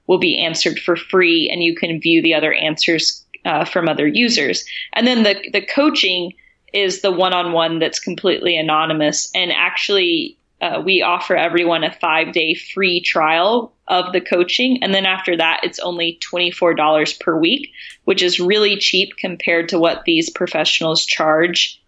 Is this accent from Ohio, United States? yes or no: no; Tennessee, United States; the context I grew up in was in Tennessee